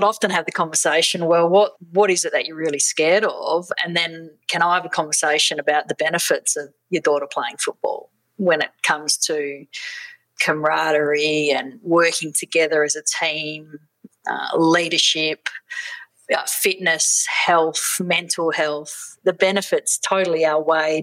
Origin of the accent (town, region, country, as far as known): Western Australia, Australia; born or raised there; also born or lived in South Africa